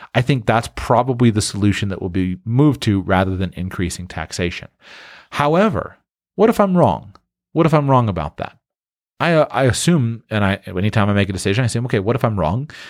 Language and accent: English; Florida, United States; moved away; I grew up in the Sunshine State